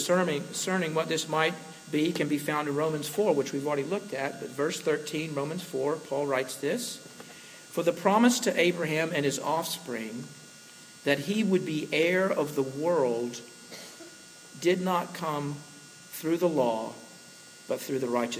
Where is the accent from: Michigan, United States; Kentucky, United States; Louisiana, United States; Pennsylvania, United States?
Louisiana, United States; Slidell; When I was growing up in Slidell, one of my closest friends from high school was a guy named Jeff